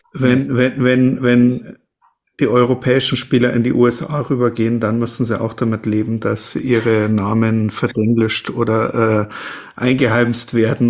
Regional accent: Munich, Bavaria, Germany; als Münchner

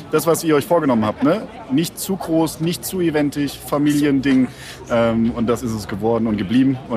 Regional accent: Hamburg, Germany

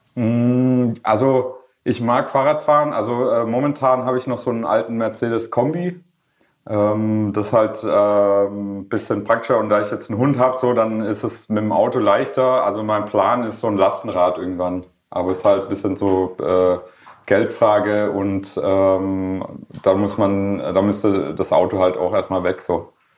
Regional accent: Schorndorf, Baden-Württemberg, Germany; accent: Swabian; first language Swedish; Ich bin in Schorndorf äh, in der Daimlerstadt äh, geboren und aufgewachsen

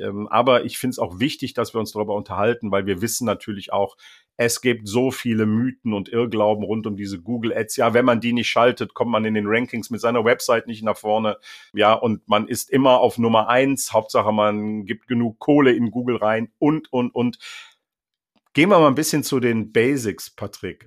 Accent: Bergisches Land near Leverkusen, North Rhine-Westphalia, Germany; now in North Sea coast, Germany; sende liebe Grüße ins Bergische Land nahe Leverkusen, also an meine alte Heimat

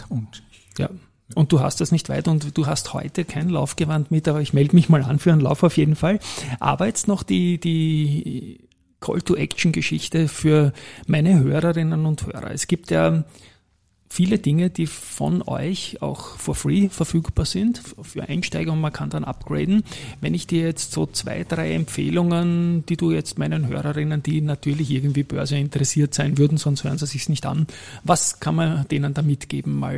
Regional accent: Styria, Austria; als Steirer bietet sich natürlich an, Andritz und AT&S

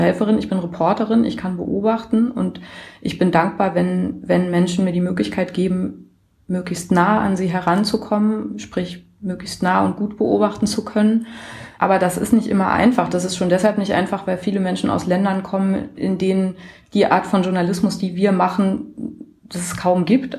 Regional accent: Germany; ich komme aus Deutschland

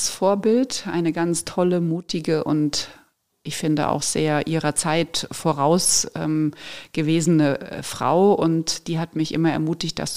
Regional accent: Frankfurt, Hesse, Germany; moved away as an adult; now in Munich, Germany; Und da Ja zu sagen und wirklich den Job anzunehmen, eben aus Frankfurt zu gehen, aus meiner Heimat und diesen Schritt zu wagen

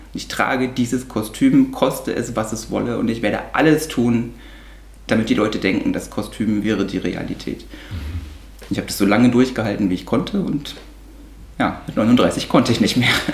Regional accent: East Germany, Germany; mein erster Gedanke als damals noch achtjähriges Kind war, oh Gott, jetzt kommen die ganzen Kriminellen und Drogensüchtigen aus dem Westen zu uns.

